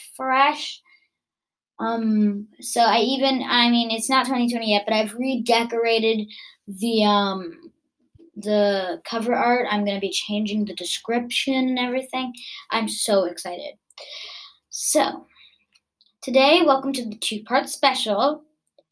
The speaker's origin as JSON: {"language": "English", "country": "United States", "said": "I'm actually American"}